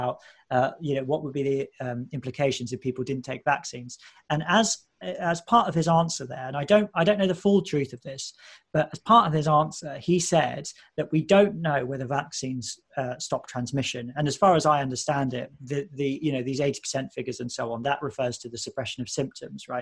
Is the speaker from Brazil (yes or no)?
no; United Kingdom; as a British person